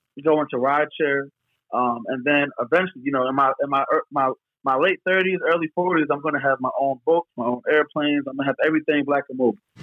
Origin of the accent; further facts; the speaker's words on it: Bucks County, Philadelphia area, Pennsylvania, United States; I'm from the Philadelphia area. I've lived in Philadelphia for over ten years, and I'm not born in Philadelphia, but I'm born in like Bucks County.